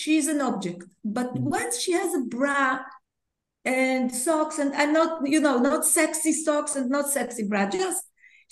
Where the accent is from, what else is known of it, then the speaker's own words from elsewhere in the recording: Tel Aviv, Tel Aviv District, Israel; English is a second language; growing up as a kid in Tel Aviv